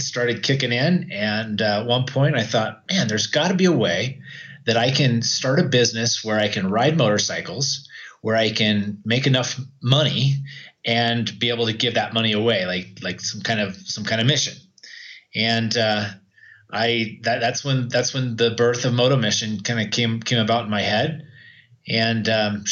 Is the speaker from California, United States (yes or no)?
yes; Oroville, California, United States; moved away as an adult; also born or lived in Idaho; now in Arequipa, Peru; I grew up in Oroville, California in the U.S., and spent most of my life there.